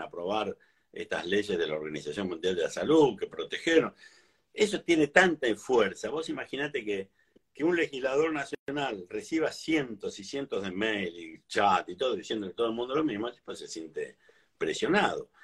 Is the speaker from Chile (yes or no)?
no; Mar del Plata, Buenos Aires Province, Argentina; yo nací en Mar del Plata y toda la vida hice lo mismo? Trabajé acá, yo hice... Siempre, salvo cuando estudié en La Plata, después siempre viví acá